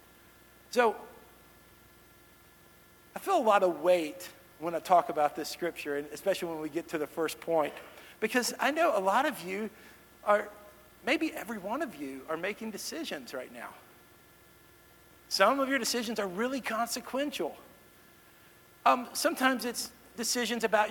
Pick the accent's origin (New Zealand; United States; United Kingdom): United States; Dallas, Texas; moved away as an adult; also born or lived in Kansas City; now in Nashville, United States; I grew up in the Dallas-Fort Worth area